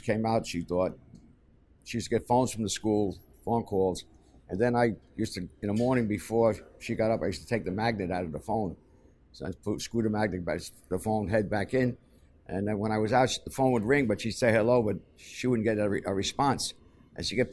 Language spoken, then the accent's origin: English; New York City, New York, United States; growing up in Hell's Kitchen